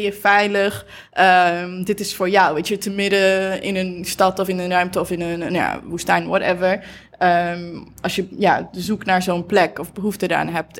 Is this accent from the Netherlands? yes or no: yes; Achterhoek, Gelderland, Netherlands; moved away; ik kom uit Achterhoek